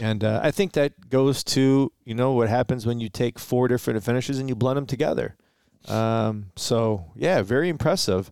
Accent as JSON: {"language": "English", "town": "Detroit", "region": "Michigan", "country": "United States", "tie": "born or raised there", "also_born_or_lived": "Romeo, Michigan", "said": "technically we're from Romeo, but we were born in Detroit, reside in Detroit, grew up in Detroit a little bit"}